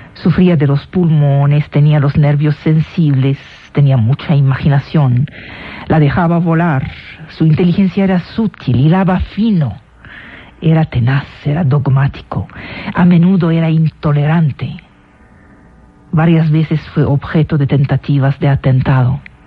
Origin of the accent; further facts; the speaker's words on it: Damascus, Damascus Governorate, Syria; now in Mexico; yo nací en Damasco. Es decir, mi origen es sirio. Pero ya llevo de mexicana 12 años oficiales y 20 años en el país.